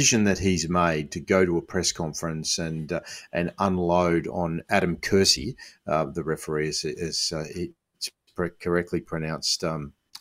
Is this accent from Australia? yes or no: yes; Sydney, New South Wales, Australia; I grew up in Western Sydney.